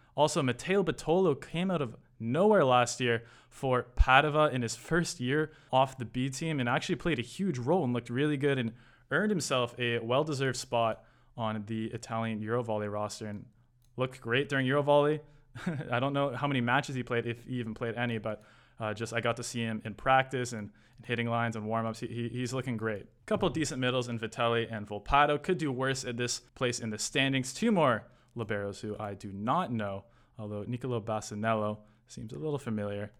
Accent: Toronto, Ontario, Canada; my, my hometown, Toronto

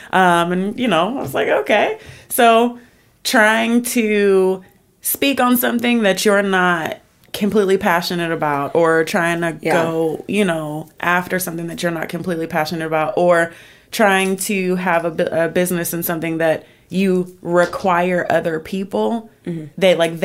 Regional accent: Chicago, Illinois, United States; Originally, I'm from Chicago, but I've been in Georgia forever. I lived in Vegas for a couple years and came back to Georgia.

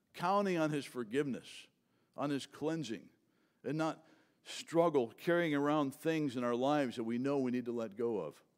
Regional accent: Fort Pierce, Florida, United States; I'm from Fort Pierce, and Vero Beach people are fancy, and Fort Pierce people are not

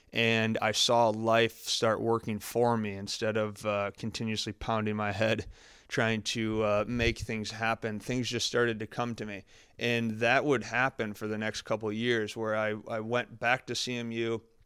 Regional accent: Farmington, Michigan, United States; also born or lived in Columbus, Ohio; I grew up, I grew up in Michigan, Farmington, Michigan is where I grew up.

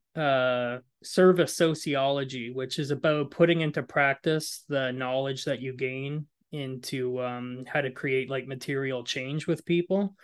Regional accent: Moncton, New Brunswick, Canada; I grew up in Moncton, grew up in a lower socioeconomic neighborhood

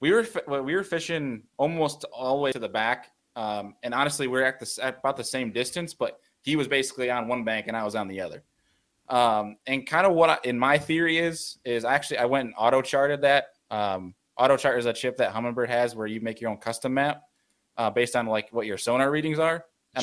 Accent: New York, United States; I'm the New Yorker fishing down south

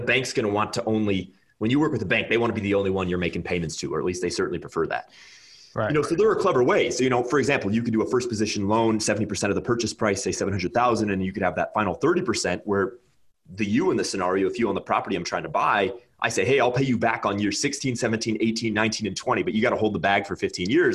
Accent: California, United States; moved away as an adult; now in Nebraska, United States; I'm from California

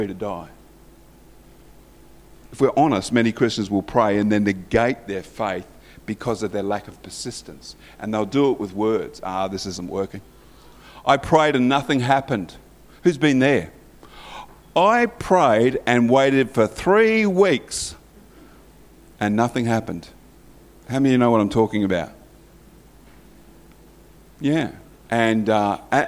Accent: Morley, Yorkshire and the Humber, United Kingdom; I was christened actually in the Methodist Church in Morley.

